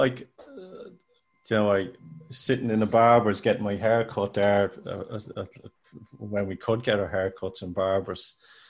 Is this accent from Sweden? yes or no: no; Ireland; When we as an Irish left here and traveled the world.